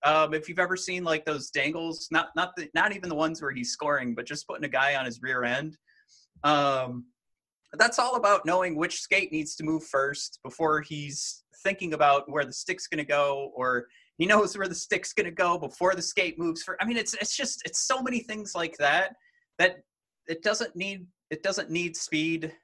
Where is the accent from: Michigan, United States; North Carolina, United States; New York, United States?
Michigan, United States; Detroit; me coming from Detroit